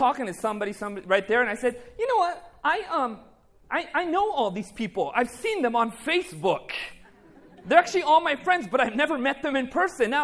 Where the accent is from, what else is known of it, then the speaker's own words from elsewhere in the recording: Buena Park, California, United States; also born or lived in Anaheim, California; I was actually born in Anaheim, California, Anaheim General Hospital. Lived my entire, you know, youth life in Buena Park in Cypress, California